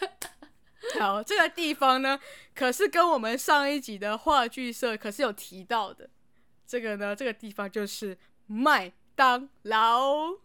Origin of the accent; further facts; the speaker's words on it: Taiwan; 我们台湾人